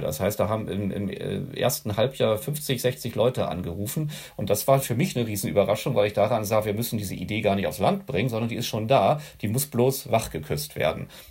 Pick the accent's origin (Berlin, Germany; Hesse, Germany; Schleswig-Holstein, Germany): Schleswig-Holstein, Germany; also born or lived in Hannover; danach bin ich äh, im Dorf äh, hier in Schleswig-Holstein dann weiter groß geworden